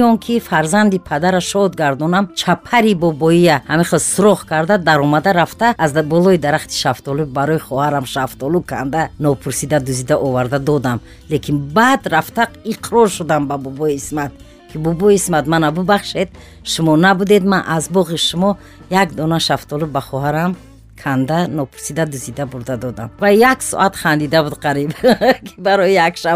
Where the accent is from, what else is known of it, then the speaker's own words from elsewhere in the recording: Guliston state farm, Kolkhozobod district, Khatlon, Tajikistan; first language Tajik; also born or lived in Qurghonteppa; дар шаҳри қурғонтепа ба дунё омадаем э, дар синни чорсолагӣ ба хоҷагии гулистони ноҳияи калхозободум ва хозира ба номи ҷалолиддини балхӣ кӯчида рафтем ва мактаби миёнаро ман дар ҳамун савхози гулистон хатм кардам